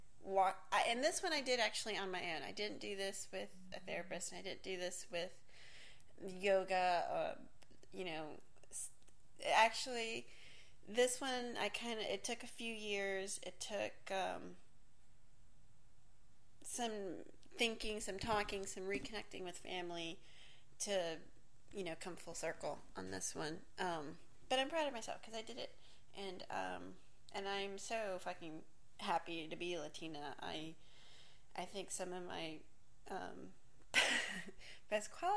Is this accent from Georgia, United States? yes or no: no; Miami, Florida, United States; first language English; also born or lived in New York / Hialeah; I was born in New York. Don't really remember much about that period of time. I feel like I grew up in Miami.